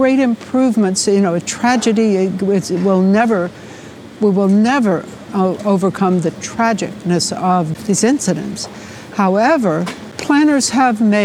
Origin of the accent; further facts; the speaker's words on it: New York City, New York, United States; as a New Yorker